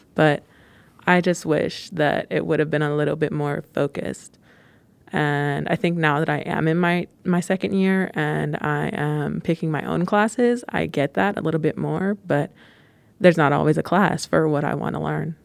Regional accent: Pittsburgh, Pennsylvania, United States; I am from Pittsburgh. The only time I ever left was to go to undergrad

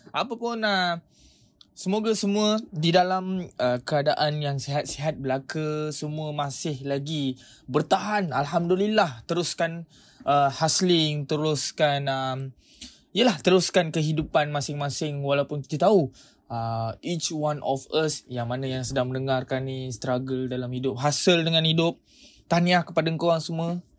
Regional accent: Malaysia; Aku berbangga sebagai rakyat Malaysia

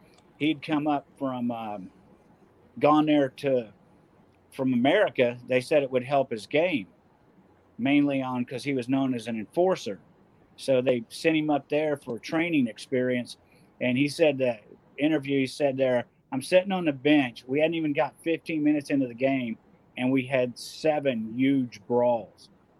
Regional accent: Corpus Christi, Texas, United States; born there; also born or lived in Minnesota; Actually, I was born in Corpus, but when I was younger, we spent some time up in Minnesota because my dad was a auto mechanic, aircraft mechanic, and he got a job up there teaching.

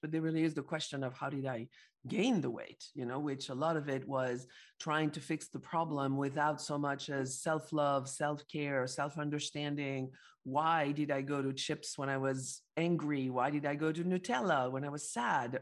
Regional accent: Paris, Île-de-France, France; I'm from Paris, France

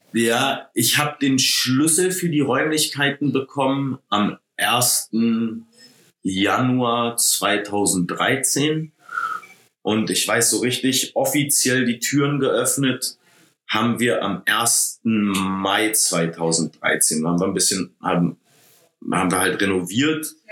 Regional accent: Berlin, Germany; also born or lived in San Diego / Los Angeles; ich komme aus Berlin

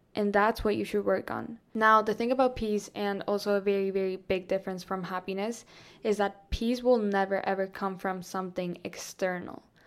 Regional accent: Colombia; now in Florida, United States; I grew up in Colombia. I lived in Colombia, like, almost my whole life.

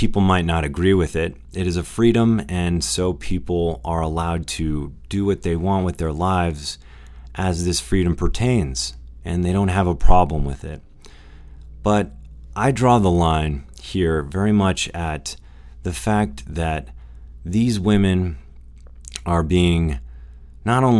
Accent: United States; as an American

